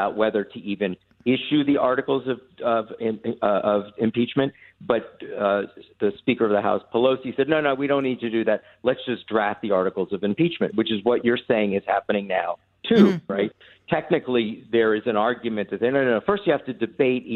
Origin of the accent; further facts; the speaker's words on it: United States; as an American